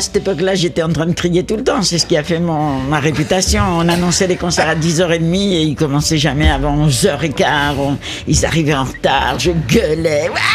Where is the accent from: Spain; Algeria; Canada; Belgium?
Spain; now in Paris, France; je suis espagnol, espagnole, j'ai vécu dans la musique sud-américaine euh, euh, et, toute mon enfance